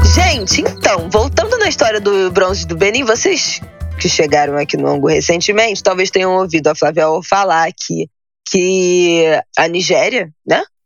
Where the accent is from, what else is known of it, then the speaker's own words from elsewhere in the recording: Brazil; como brasileira